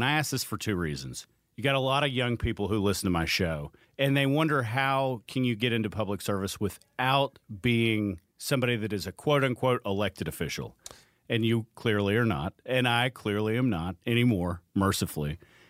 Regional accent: Gwinnett County, Georgia, United States; I grew up in Gwinnett. It's not far.

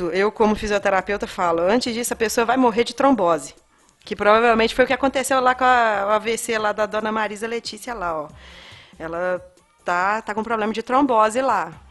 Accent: Minas Gerais, Brazil; Na verdade, eu sou mineiro

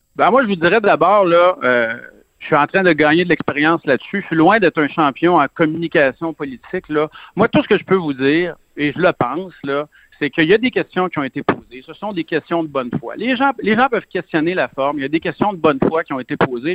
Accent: Lebel-sur-Quévillon, Quebec, Canada; also born or lived in Saguenay-Lac-Saint-Jean / Montérégie; je viens de Saguenay-Lac-Saint-Jean. J'ai grandi dans le nord du Québec et euh, à Lebel-sur-Quivillon.

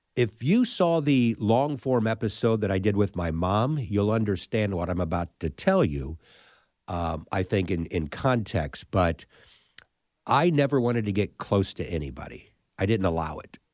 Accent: St. Louis, Missouri, United States; my hometown

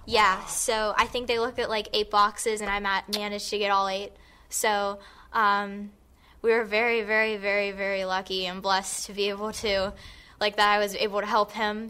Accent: Gibsonia, Pennsylvania, United States; I am from Gibsonia

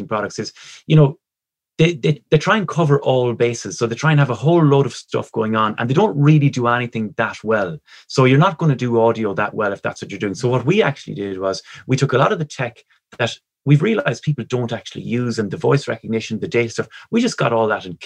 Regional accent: Ireland; we're Irish

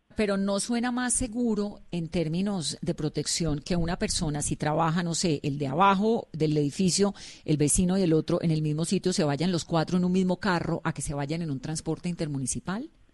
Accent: Colombia; como colombiana me enternezco

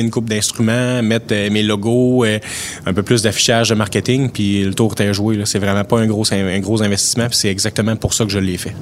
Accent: Amqui, Quebec, Canada; je suis un natif d'Amkoui

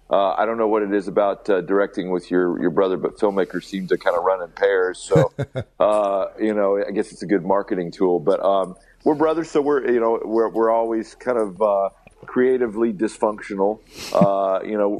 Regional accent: Alabama, United States; we're kids from Alabama

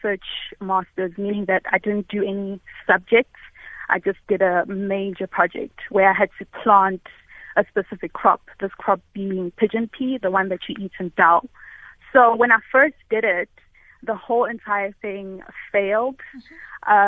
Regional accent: South Africa; born or raised there; English is a second language; also born or lived in Malawi

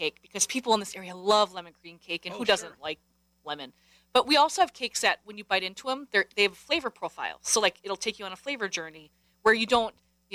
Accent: Wisconsin, United States; We're from Wisconsin. I'm a farm girl.

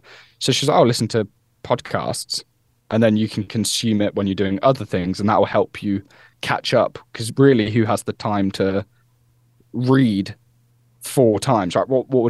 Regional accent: Peterborough, East of England, United Kingdom; he's from Peterborough, I'm from Peterborough

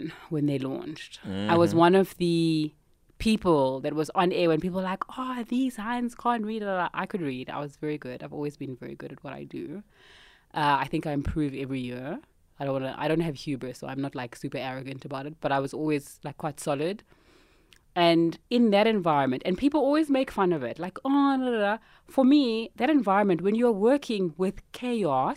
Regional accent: Cape Town, Western Cape, South Africa; moved away as an adult; also born or lived in Australia / Botswana / Zimbabwe; now in Johannesburg, South Africa; I grew up in Cape Town, very cool upbringing

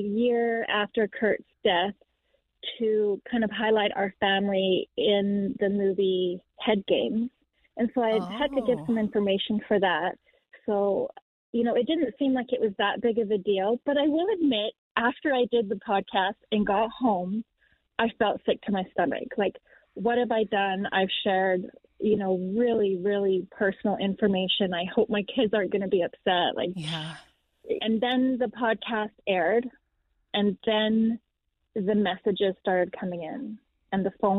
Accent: Canada; We are from Canada

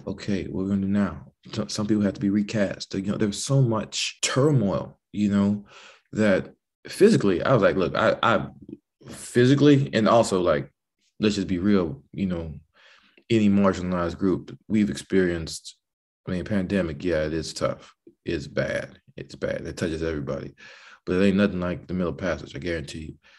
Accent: the American South, United States; As a Southern man

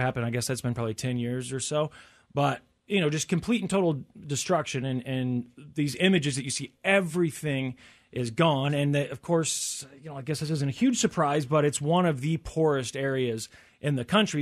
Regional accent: Tornado Alley, United States; growing up in Tornado Alley or whatever, we had tornado warnings a lot as a kid

